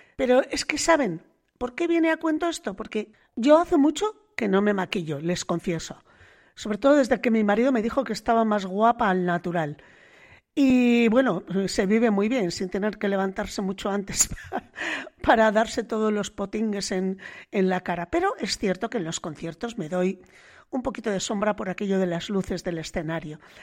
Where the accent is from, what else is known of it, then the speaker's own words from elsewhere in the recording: the Cantabrian coast, northern Spain, Spain; aquí en el norte, ¿qué le vamos a hacer si nacimos en el Cantábrico